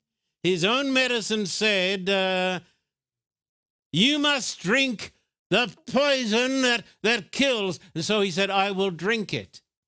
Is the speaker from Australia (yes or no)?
yes; Australia; now in United States; But when I was brought up in Australia, that oil was the cure for every sickness under the sun.